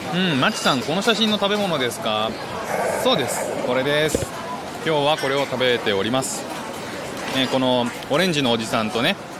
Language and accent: Japanese; Japan; moved away as an adult; now in Singapore; 僕は12月まではずっと日本にで生きてきたんで